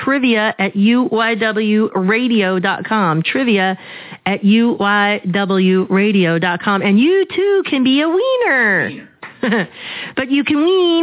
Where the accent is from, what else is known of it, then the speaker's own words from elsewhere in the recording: Arizona, United States; I grew up here in Arizona